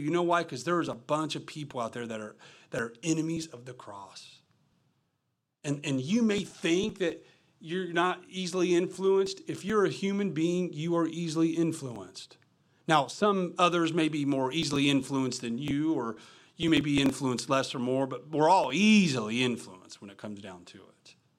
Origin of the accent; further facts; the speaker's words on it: the Midwest, Kentucky, United States; I'm from the Midwest